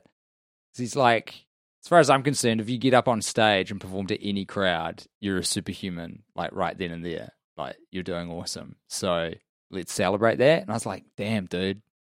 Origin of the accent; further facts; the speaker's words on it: United Kingdom; we are two British men